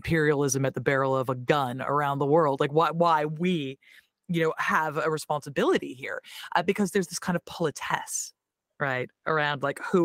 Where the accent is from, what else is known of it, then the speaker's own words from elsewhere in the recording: Tacoma, Washington, United States; accent: American; moved away as an adult; now in London, United Kingdom; I'm from South Tacoma